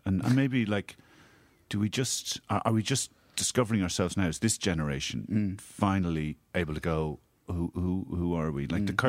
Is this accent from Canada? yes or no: no; Ireland; Can't say we're Irish. They think we're American. There's nothing. I can't speak Spanish.